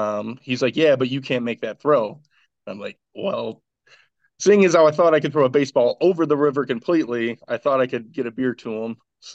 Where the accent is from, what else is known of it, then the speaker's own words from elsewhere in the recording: Jacksonville, North Carolina, United States; born there; Actually, I was born in Jacksonville, North Carolina. My dad was in the Marines, so we moved around a lot.